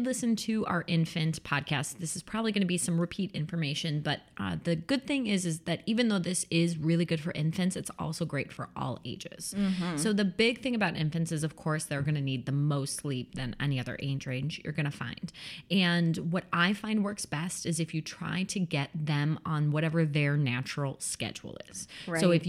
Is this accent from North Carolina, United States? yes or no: no; Chicago, Illinois, United States; I am a Chicagoan, just like Martha.